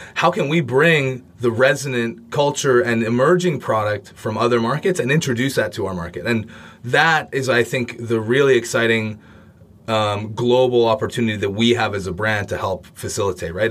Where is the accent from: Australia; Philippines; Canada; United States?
Canada; I'm from Canada